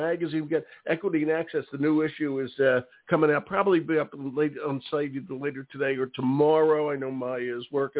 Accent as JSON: {"language": "English", "town": "Philadelphia", "region": "Pennsylvania", "country": "United States", "tie": "born or raised there", "said": "Philadelphia, my hometown"}